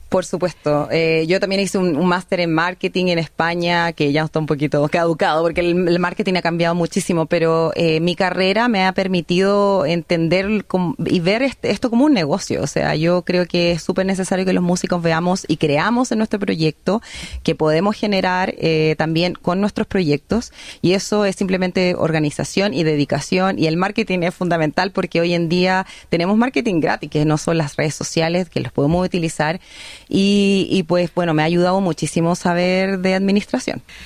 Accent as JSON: {"language": "Spanish", "country": "Chile", "moved": "as an adult", "lives_now": "Australia", "said": "soy una artista chilena, pero que vive en, un país de habla inglesa"}